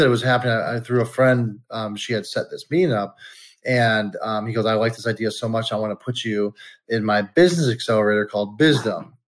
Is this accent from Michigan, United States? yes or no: yes; Detroit, Michigan, United States; also born or lived in California; I'm a Detroit guy. I was born in California, but raised in Detroit